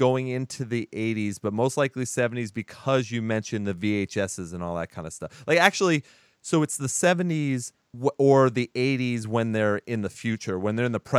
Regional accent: San Antonio, Texas, United States; Because I'm from San Antonio.

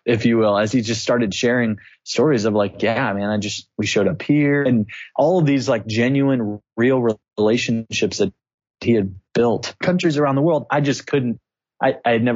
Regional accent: Clarksville, Tennessee, United States; moved away as an adult; also born or lived in Indianapolis, Indiana; now in Bulgaria; So I'm originally from Clarksville, Tennessee. Met my wife. We're high school sweethearts

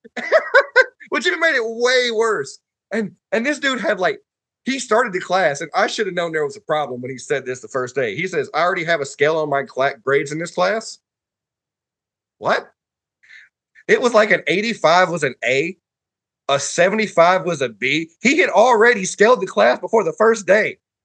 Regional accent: Huntsville, Alabama, United States; So I grew up in bowling in Huntsville.

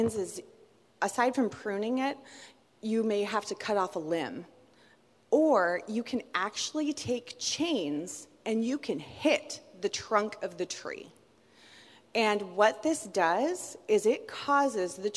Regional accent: Southern California, United States; I grew up in Southern California, and at my parents' house, we had fruit trees

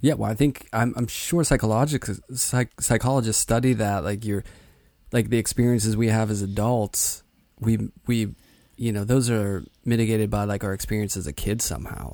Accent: Pittsburgh, Pennsylvania, United States; moved away as an adult; I grew up in Pittsburgh

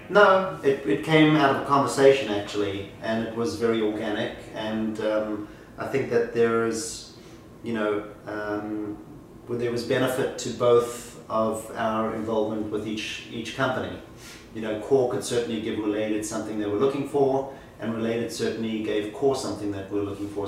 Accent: Johannesburg, Gauteng, South Africa; moved away as an adult; now in New York City, United States; I was born in Johannesburg, South Africa. I came to the US at the age of 21

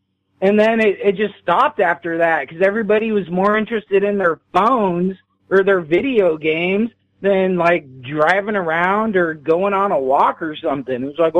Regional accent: the Northwest, Pacific Northwest, United States; I grew up in the Northwest

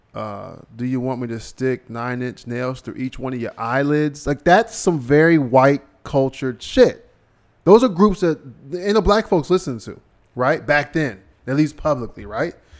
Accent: Cincinnati, Ohio, United States; I'm from Ohio. I'm from Cincinnati

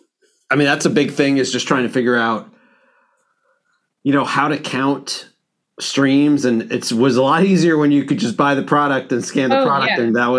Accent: Long Island, New York, United States; I'm from Long Island.

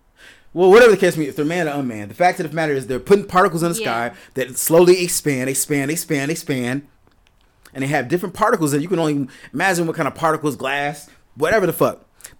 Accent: Chicago, Illinois, United States; I'm from Chicago.

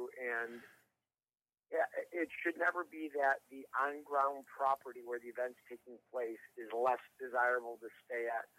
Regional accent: Chicago, Illinois, United States; now in California, United States; I'm from Chicago. I moved to California years ago

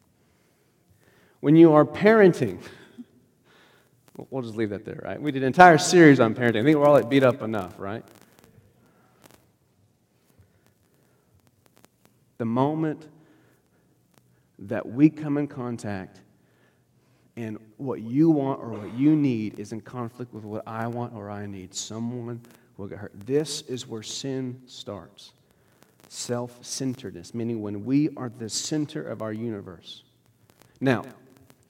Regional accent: United States; I'm American

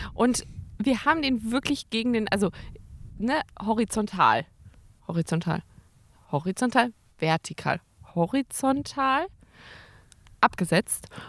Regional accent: Karlsruhe, Baden-Württemberg, Germany; moved away; also born or lived in Münster; Ich bin nämlich ähm, in Karlsruhe aufgewachsen und geboren und äh, habe da dann irgendwann, und dann sind meine Eltern umgezogen nach Münster und äh, ich musste ja mit.

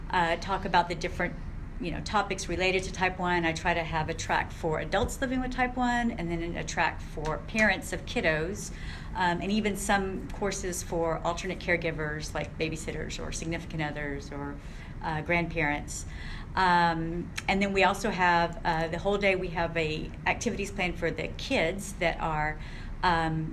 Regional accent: San Antonio, Texas, United States; also born or lived in Kansas City, Missouri; we moved to San Antonio, Texas

